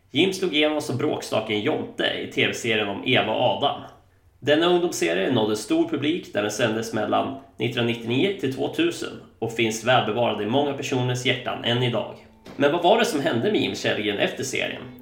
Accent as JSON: {"language": "Swedish", "town": "Stockholm", "region": "Stockholm County", "country": "Sweden", "tie": "born or raised there", "said": "Eh, jag växte upp i Stockholm."}